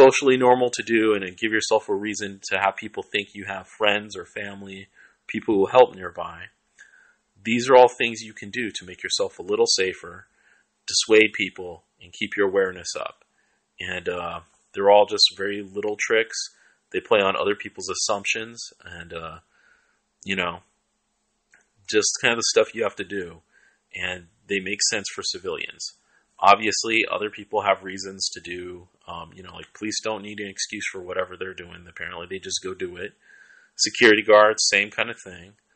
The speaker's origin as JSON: {"language": "English", "town": "Seattle", "region": "Washington", "country": "United States", "tie": "born or raised there", "moved": "yes", "lives_now": "Oakland, United States", "said": "I grew up in Southside Seattle, I live in Oakland"}